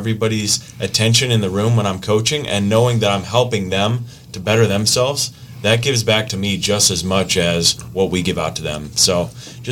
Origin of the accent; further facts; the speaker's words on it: Grayslake, Illinois, United States; moved away as an adult; also born or lived in Kenosha, Wisconsin; I'm from Grays Lake, Illinois, is originally where I'm from.